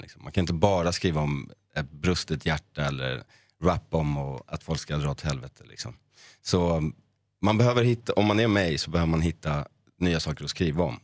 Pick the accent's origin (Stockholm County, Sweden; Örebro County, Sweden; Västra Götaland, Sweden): Stockholm County, Sweden; Sundbyberg; jag är från Sundbyberg och då finns det ett område som heter Hallonbergen. Hängde runt där med min bästa vän